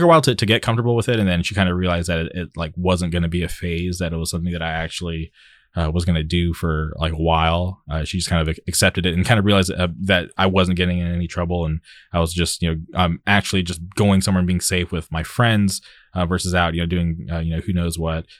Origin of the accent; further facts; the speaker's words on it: Palm Springs, California, United States; moved away as an adult; also born or lived in Orange County; I grew up in the Palm Springs area, lived there till I was, uh, twenty-one, and then I moved to Orange County